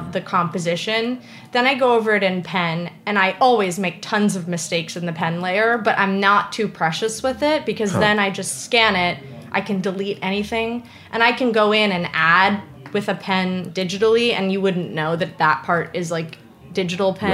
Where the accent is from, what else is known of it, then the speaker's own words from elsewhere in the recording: New York, United States; I'm like a New Yorker